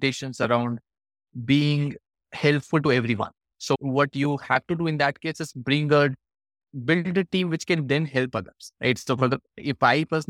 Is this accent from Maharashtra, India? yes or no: no; Varanasi, Uttar Pradesh, India; Varanasi, which I love, of course, it is my hometown